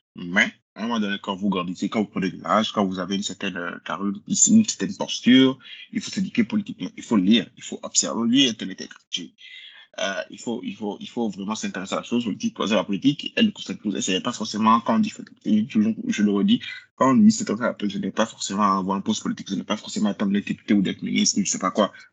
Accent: Benin; je suis bénin, j'ai vécu tout ma vie au Bénin, je suis né au Bénin

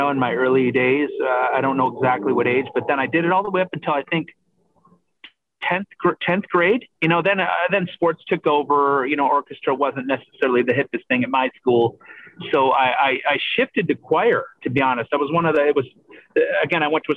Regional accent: Michigan, United States; also born or lived in Canada; growing up in Michigan, again, very blue collar

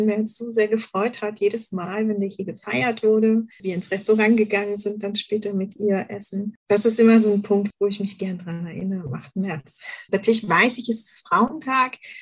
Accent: Berlin, Germany; moved away; Ich bin tatsächlich in Westberlin groß geworden

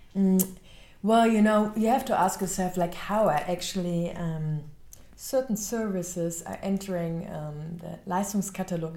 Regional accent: Cologne, North Rhine-Westphalia, Germany; I grew up in Cologne

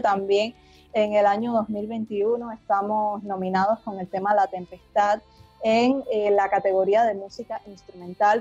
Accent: Havana, Cuba; somos de La Habana, de La Habana, la capital de Cuba

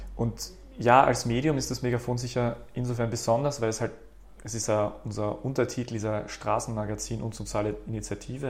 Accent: Graz, Styria, Austria; also born or lived in Berlin / Vienna; bin aus Graz ursprünglich, habe da studiert

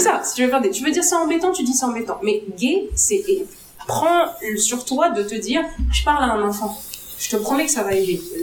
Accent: Algeria; je suis algérienne

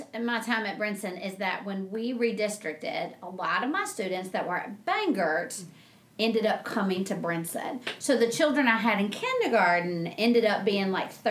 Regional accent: Franklin, Virginia, United States; now in North Carolina, United States; I'm from a little town called Franklin, Virginia.

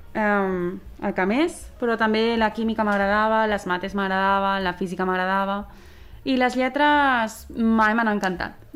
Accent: Sant Cugat, Catalonia, Spain; tinc 25 anys, sóc de Sant Cugat i he estudiat Medicina

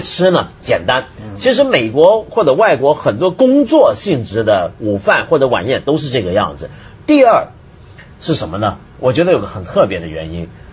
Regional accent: Taiwan; moved away; 我在台湾长大

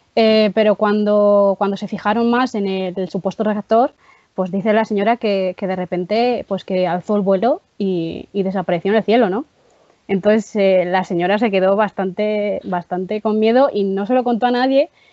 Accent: Palencia / León, Castile and León, Spain; also born or lived in Soto de Rueda, León; soy de un pueblo de, de, Palencia, pero también soy un pueblo de León, muy pequeñito

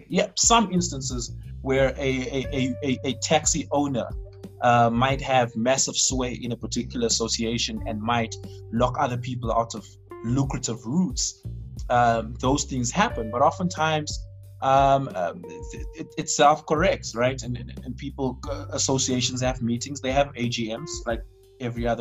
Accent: Randfontein, Gauteng, South Africa; in my hometown where I come from, Randfontein

